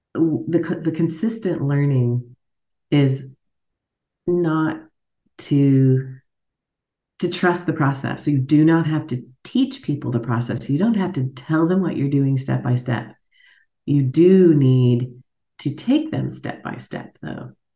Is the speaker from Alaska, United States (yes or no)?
yes; Alaska, United States; accent: American; moved away as an adult; now in Munich, Germany; as you can hear from my accent, I'm an American. took me a long time to admit that because I grew up in Alaska